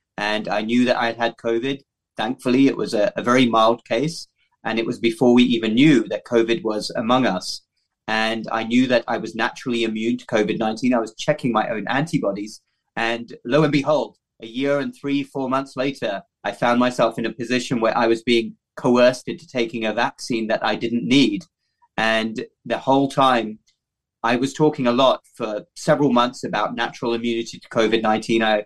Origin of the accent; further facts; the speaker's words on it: United Kingdom; moved away as an adult; also born or lived in London / Cardiff / Baltimore, Maryland; now in United States; my home country, the United Kingdom